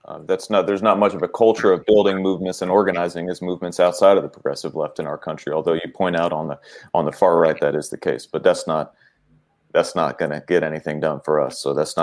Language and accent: English; West Virginia, United States; So I'm from West Virginia.